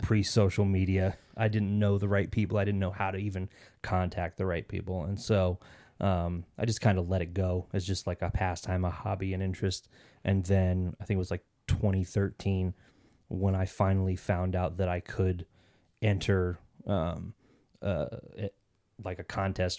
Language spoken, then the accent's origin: English; Kansas City, Kansas, United States; moved away as an adult; now in Arizona, United States; I actually grew up in Kansas City, Kansas City, Kansas, um, 'cause there's two Kansas cities